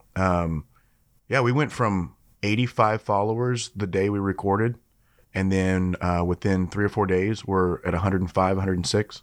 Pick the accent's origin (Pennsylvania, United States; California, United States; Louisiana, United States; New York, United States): Louisiana, United States; Shreveport; Shreveport's my hometown. That's where I'm from